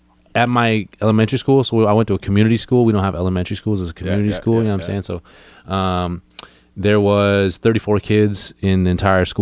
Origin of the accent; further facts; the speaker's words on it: Hornby Island, British Columbia, Canada; We grew up on Hornby.